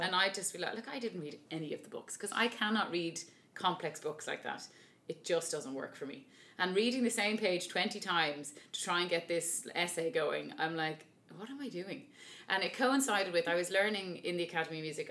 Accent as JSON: {"language": "English", "town": "Dublin", "region": "Leinster", "country": "Ireland", "said": "I'm from Dublin, and I'm an opera singer"}